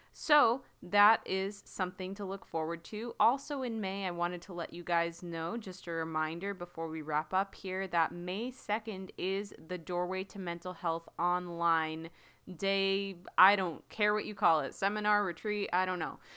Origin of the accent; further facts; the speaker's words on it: United States; I'm speaking as an American